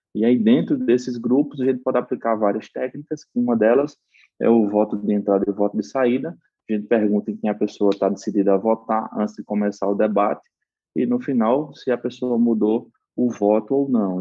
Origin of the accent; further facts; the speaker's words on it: Paraíba, Brazil; accent: Northeastern drawl (sotaque arrastado do Nordeste); minha graduação era em administração de empresas pela Universidade Federal da Paraíba, de onde eu sou natural